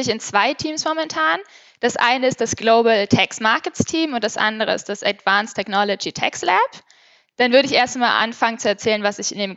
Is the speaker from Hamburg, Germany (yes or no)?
yes; Hamburg, Germany; ich bin 24 Jahre alt und ich komme aus Hamburg